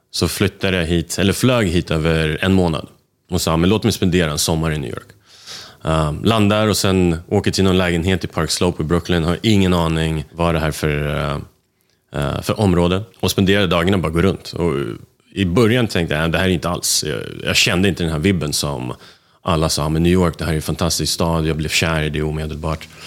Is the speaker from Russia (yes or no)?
yes; Moscow, Russia; also born or lived in Bucharest; now in Sweden; jag är född i Rumänien, Bukarest. Eh, ett ställe jag aldrig varit i sen